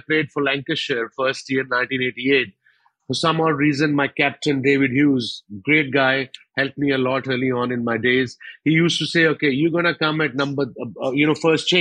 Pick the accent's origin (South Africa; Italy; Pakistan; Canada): Pakistan; also born or lived in Altrincham, England; I came from Pakistan